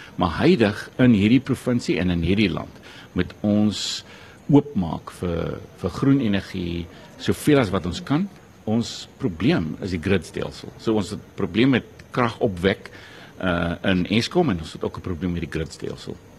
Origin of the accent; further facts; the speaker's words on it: South Africa; Ons as Suid-Afrikaners